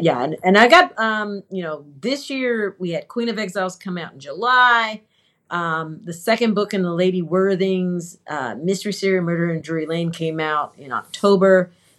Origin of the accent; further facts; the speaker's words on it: South, Trinidad & Tobago; Because, yeah, I'm Trinidadian South.